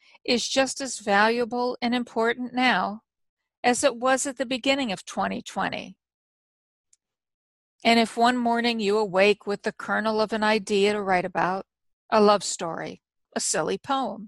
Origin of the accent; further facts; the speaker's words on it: United States; as an American and a citizen of the world